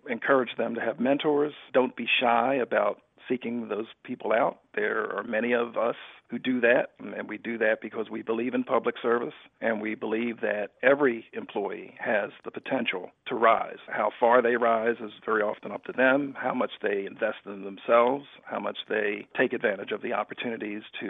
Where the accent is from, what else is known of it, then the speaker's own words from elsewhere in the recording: Philadelphia, Pennsylvania, United States; I grew up in Philadelphia